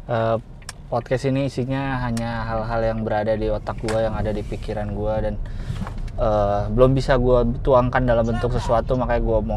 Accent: Jakarta, Indonesia; gue gue lahir dan besar di Jakarta cuma kuliah di Bandung sih tapi lahir besar di Jakarta

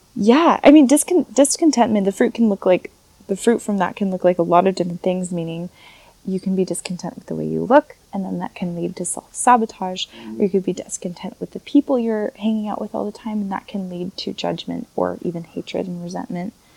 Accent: United States; moved away as an adult; also born or lived in Paris region, France; now in France; I'm American. I'm proud to be an American. I love where I grew up

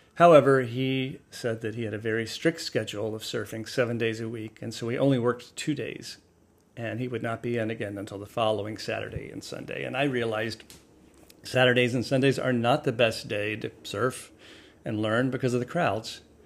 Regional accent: the South, United States; moved away; I grew up in the South, in the bathwater of the Gulf

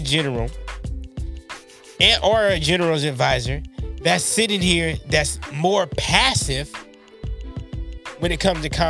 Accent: United States; I'm American.

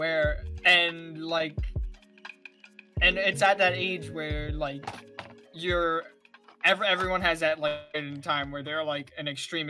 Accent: United States; I'm freaking American

